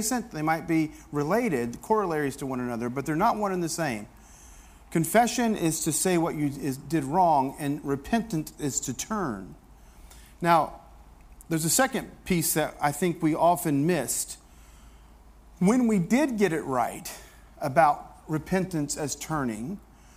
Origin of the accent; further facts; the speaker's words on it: the South, United States; I grew up in the South